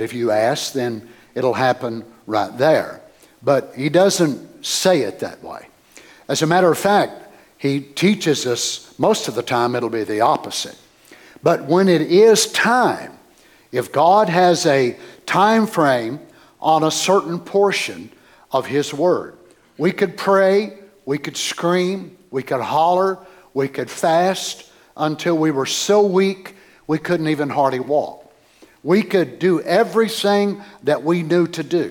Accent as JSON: {"language": "English", "region": "Kentucky", "country": "United States", "said": "I'm from Kentucky"}